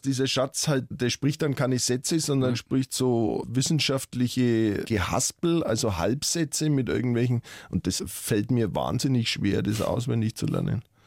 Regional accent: Lauf an der Pegnitz, Bavaria, Germany; also born or lived in Nuremberg; now in Fürth, Germany; bin ja in Mittelfranken groß geworden

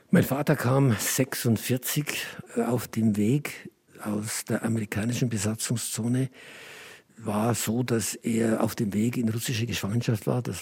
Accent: Oberaudorf, Bavaria, Germany; mein Geburtsort Oberaudorf am Inn, genannt die Perle des Inntals im Landkreis Rosenheim. Dort bin ich eben auf die Welt gekommen, dort habe ich meine Kindheit verbracht

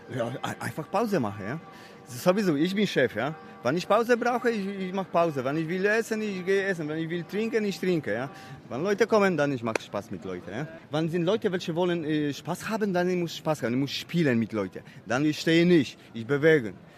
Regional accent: Poland; German is a second language; moved away; ich komme aus Polen.

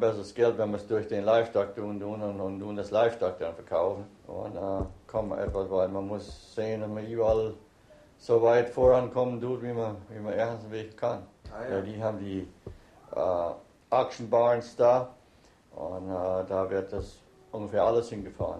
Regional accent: United States; first language German; Wir sind äh, deutsch aufgewachsen und I guess wir sind sure, I guess wir wohnen in Amerika

